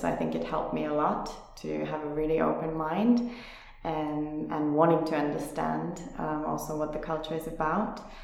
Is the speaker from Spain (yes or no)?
no; Finland; moved away as an adult; also born or lived in South Korea; now in Berlin, Germany; I'm originally from Finland, where I also started my career some uh, some ten years ago